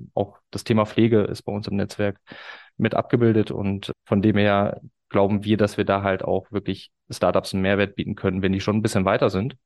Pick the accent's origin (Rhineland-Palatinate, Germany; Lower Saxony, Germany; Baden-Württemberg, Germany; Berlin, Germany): Lower Saxony, Germany; Osnabrück; in Osnabrück, meiner Heimatstadt